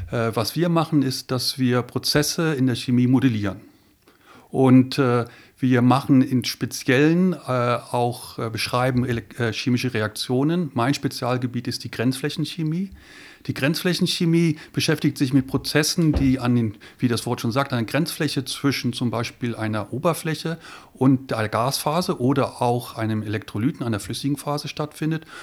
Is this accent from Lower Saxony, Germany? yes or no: yes; Lüneburg, Lower Saxony, Germany; also born or lived in Göttingen; now in Ulm, Germany; Ja, ich komme aus Niedersachsen, bin in Lüneburg aufgewachsen und bin dann nach Göttingen zum Studieren gegangen, habe dort Physik studiert